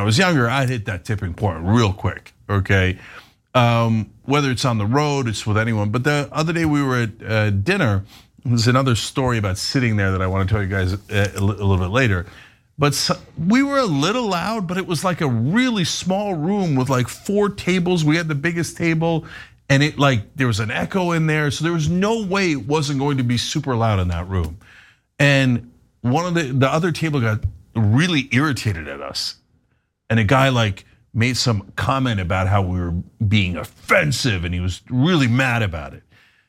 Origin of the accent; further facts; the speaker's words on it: Istanbul, Turkey; I came from Istanbul originally, where there barely are traffic laws.